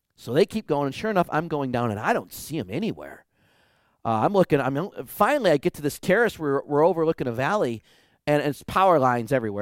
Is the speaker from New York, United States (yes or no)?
no; Detroit, Michigan, United States; moved away as an adult; I would never live in my hometown of Detroit again